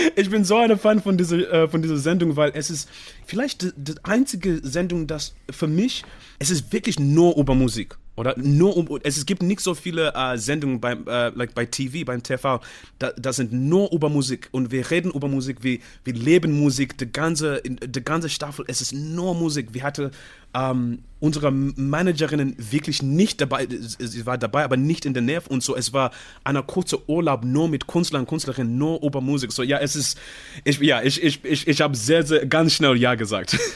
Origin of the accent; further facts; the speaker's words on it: Zimbabwe; German is a second language; moved away; also born or lived in United Kingdom; ich komme aus dem Zimbabwe